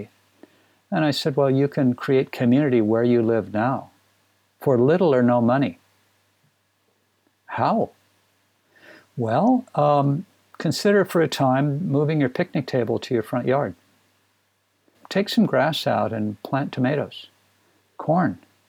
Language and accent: English; Minnesota, United States; I grew up in Minnesota